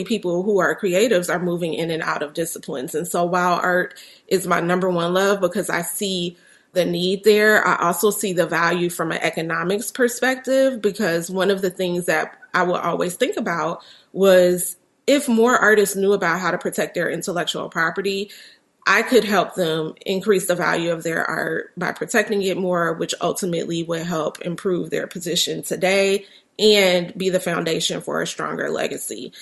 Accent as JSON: {"language": "English", "town": "Chicago", "region": "Illinois", "country": "United States", "tie": "born or raised there", "said": "especially here in my hometown of Chicago"}